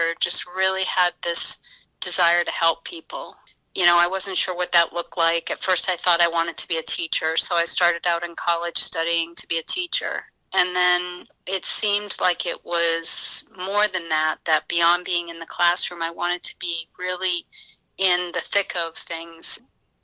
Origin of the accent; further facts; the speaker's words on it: United States; moved away as an adult; also born or lived in Florida / Massachusetts / New Hampshire; now in Scranton, United States; I actually grew up in Massachusetts and New Hampshire until I came to college in Scranton, and then I've been here ever since